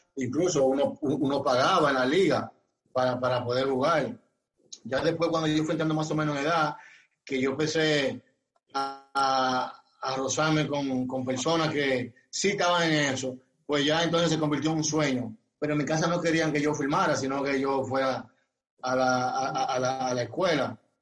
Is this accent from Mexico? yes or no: no; Barahona, Dominican Republic; yo soy de Barahona